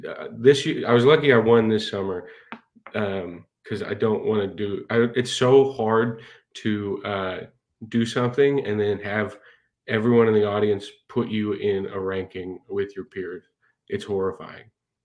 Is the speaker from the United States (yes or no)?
no; London, United Kingdom; moved away as an adult; I'm originally from London, but I picked this one up when I was in college.